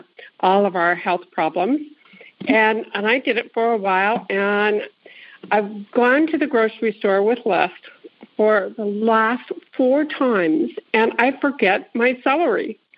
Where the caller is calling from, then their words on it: Bay Area, California, United States; I'm calling from the Bay Area in California.